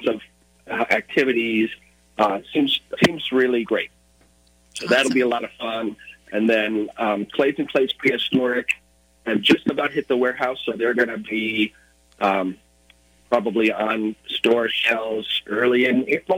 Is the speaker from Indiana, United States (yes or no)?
no; Illinois, United States; also born or lived in Minneapolis, Minnesota; now in Seattle area, United States; I grew up in Illinois, but I went to school in Minnesota and lived in Minneapolis for a while.